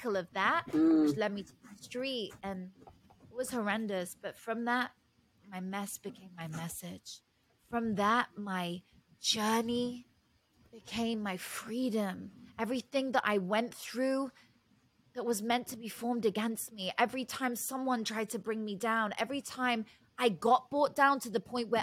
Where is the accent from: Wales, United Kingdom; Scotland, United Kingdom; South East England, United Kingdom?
South East England, United Kingdom; Oxfordshire; also born or lived in London; now in United States; So I grew up in Oxfordshire, which is in the countryside in England, in the UK. You can probably tell by the accent.